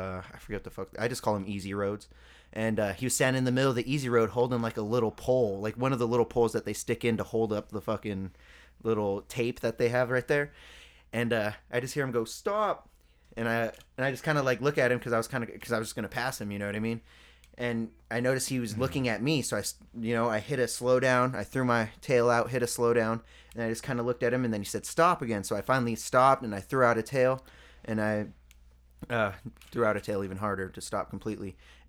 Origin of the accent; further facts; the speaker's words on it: Colorado, United States; Yeah. I'm from Colorado. I'm a rapper.